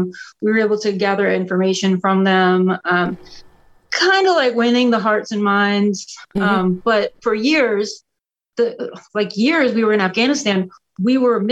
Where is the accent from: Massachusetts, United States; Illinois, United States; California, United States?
Massachusetts, United States; Boston; born there; also born or lived in Orlando, United States; I was born in the Boston area, but lived in Orlando, so I've been like traveling literally my whole life before, during, and after the army.